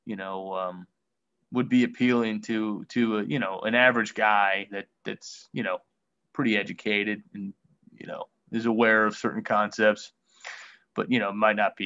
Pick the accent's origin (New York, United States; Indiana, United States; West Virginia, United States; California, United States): West Virginia, United States; I moved home to my hometown here in West Virginia